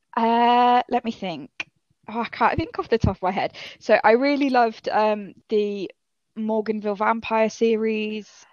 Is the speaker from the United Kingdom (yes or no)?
yes; Yorkshire and the Humber, United Kingdom; accent: northern; now in Cambridgeshire, United Kingdom; I am originally from Yorkshire. Um, but now I'm living down in Cambridgeshire.